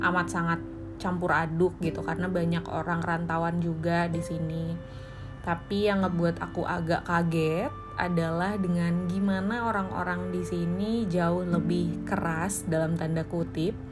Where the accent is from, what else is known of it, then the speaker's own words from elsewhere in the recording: Bandung, West Java, Indonesia; also born or lived in Semarang; sekitar 4 tahun aku selesai di Semarang rantau balik lagi ke Bandung nganggur